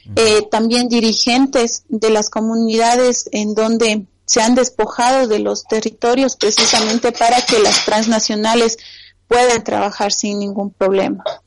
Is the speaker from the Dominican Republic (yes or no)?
no; Ecuador; en mi país